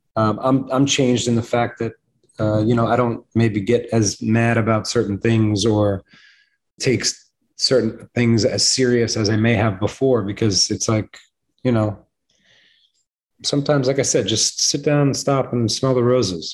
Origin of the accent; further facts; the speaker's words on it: New York, United States; I'm a New Yorker